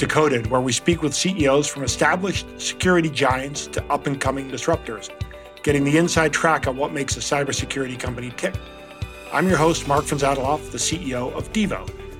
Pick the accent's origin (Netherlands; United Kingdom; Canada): Netherlands; moved away; I'm from the Netherlands. I'm a little bit more Americanized than you are